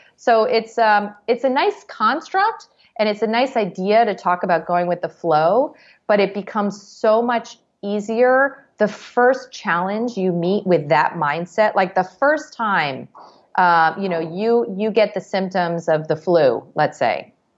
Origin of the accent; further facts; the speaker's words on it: New York, United States; As a New Yorker